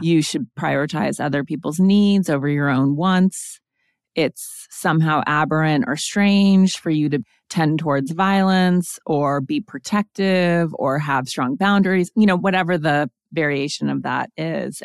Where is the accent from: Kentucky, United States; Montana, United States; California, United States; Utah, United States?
Montana, United States; also born or lived in East Coast; now in Los Angeles, United States; I am from Montana, and I spent most of my formative years very much in nature